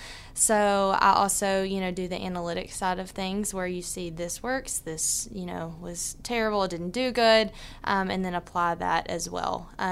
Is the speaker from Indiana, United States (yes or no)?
no; Port Neches, Texas, United States; Yes. So I'm from Port Neches. I went to PNG.